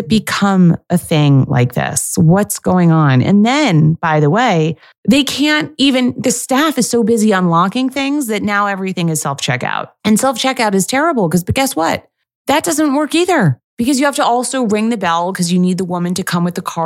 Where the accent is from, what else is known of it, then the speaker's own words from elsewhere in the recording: New York City, New York, United States; I'm from New York City